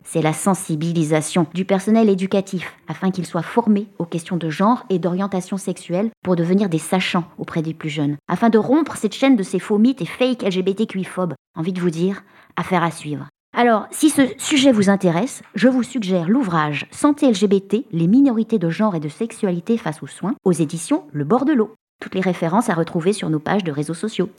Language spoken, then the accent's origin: French; France; Chez nous, en France